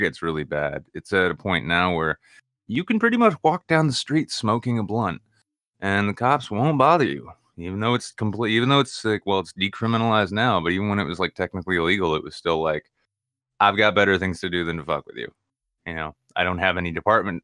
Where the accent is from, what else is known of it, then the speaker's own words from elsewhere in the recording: New Hampshire, United States; I'm from New Hampshire